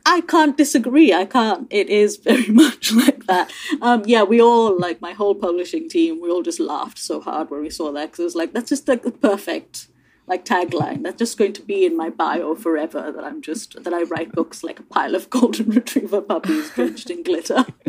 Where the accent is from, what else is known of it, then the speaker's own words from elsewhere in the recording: India; now in United Kingdom; I grew up in India I'm now British